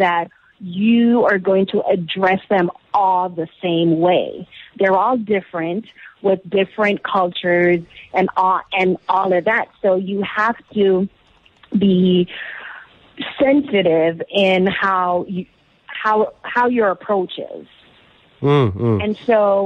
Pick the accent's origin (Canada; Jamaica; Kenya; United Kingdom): Jamaica; moved away; I am from Jamaica. I was born there.